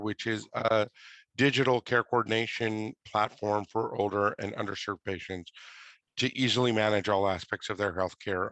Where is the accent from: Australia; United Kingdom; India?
India; Mumbai, Maharashtra; now in United States; I'm a first generation immigrant. I was born in Mumbai, India